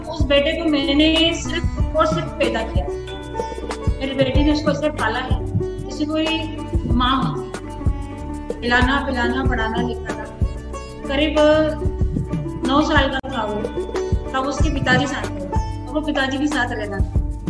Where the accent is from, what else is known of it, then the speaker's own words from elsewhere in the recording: Indore, Madhya Pradesh, India; now in Jaipur, India; मैं proper MP Indore से हूँ